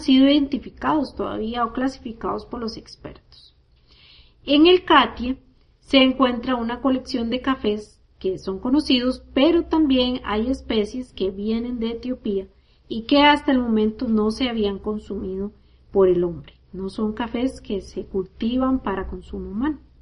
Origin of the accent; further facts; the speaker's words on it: Costa Rica; Yo crecí en Costa Rica